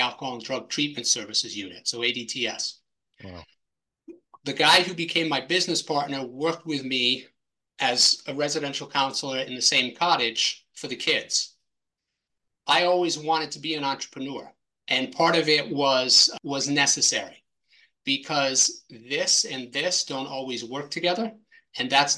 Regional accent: Massachusetts, United States; moved away; I grew up in Massachusetts. I lived about 45, 50 miles south of Boston.

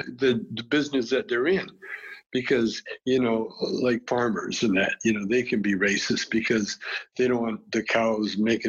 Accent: Calgary, Alberta, Canada; You know, I grew up in Calgary.

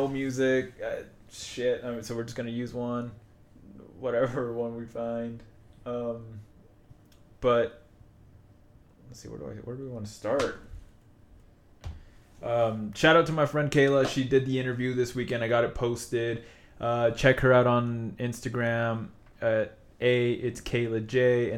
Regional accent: Utah, United States

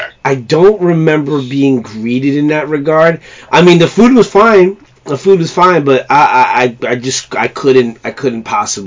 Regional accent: New York, United States; And as a New Yorker, I know we always get a bad rap about, oh, you know, we're tough, we're gritty

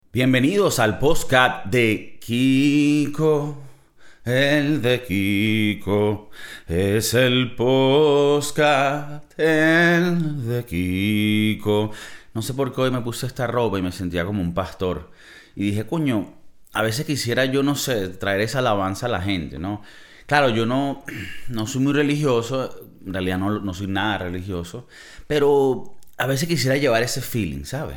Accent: Venezuela; moved away as an adult; now in United States; los que somos de Venezuela

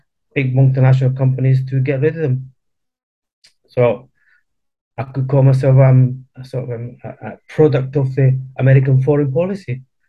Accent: Chile; I was born in Chile, and with a highly political family. My granddad was in the 1920s a founding member of the Chilean Communist Party. And then, just grew up in a really, really political family in Latin America.

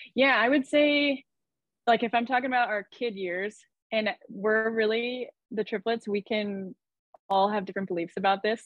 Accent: Idaho, United States; I grew up in Idaho. So it's like a small farm town outside of the capital, Boise.

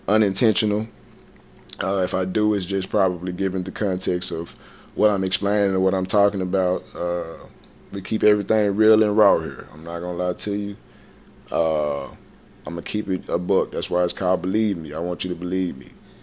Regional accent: Dallas, Texas, United States; also born or lived in Memphis, Tennessee; I played my last college game in my hometown in the Cotton Bowl.

